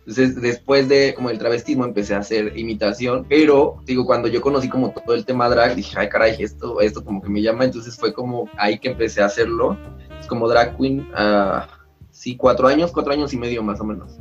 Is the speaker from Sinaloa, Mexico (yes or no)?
no; Oaxaca, Mexico; Yo soy de Oaxaca